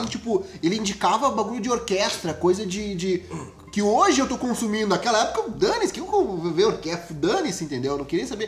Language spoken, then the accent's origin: Portuguese; Rio Grande do Sul, Brazil; a gente é do Rio Grande do Sul